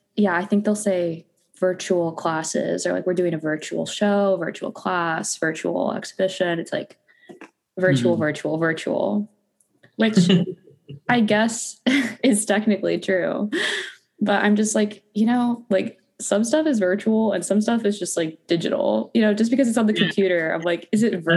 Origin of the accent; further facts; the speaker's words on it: Phoenix, Arizona, United States; now in Los Angeles, United States; I'm from Arizona originally. Phoenix, Arizona.